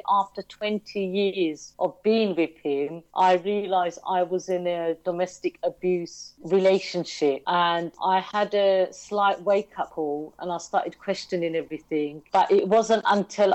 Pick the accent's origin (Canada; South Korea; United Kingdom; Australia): United Kingdom; London; also born or lived in Bow, London / Stratford, London; I was born in Bow in East London, a beautiful part of East London. And then we moved to Stratford, and we're still here in Stratford. So I've always been an East London girl